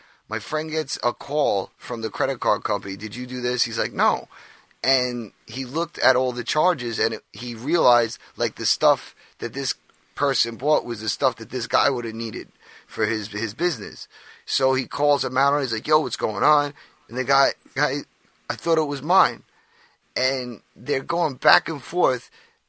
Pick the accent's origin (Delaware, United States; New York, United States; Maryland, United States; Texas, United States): New York, United States; Yeah, well, I'm from New York. Bagels are like a standard.